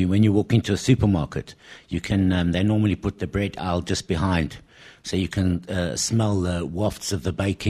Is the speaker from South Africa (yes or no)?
yes; South Africa; moved away as an adult; also born or lived in Britain; now in United Kingdom; I come from South Africa